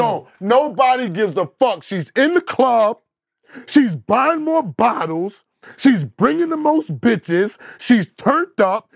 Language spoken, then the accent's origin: English; New York City, New York, United States; I'm from Queens. Everybody know from Southside Jamaica, Queens